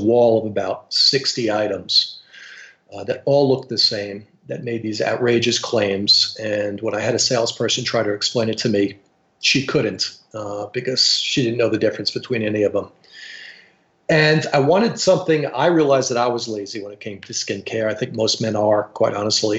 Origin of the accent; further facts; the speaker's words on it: New York City, New York, United States; also born or lived in Binghamton, New York / Maryland; I grew up in the Bronx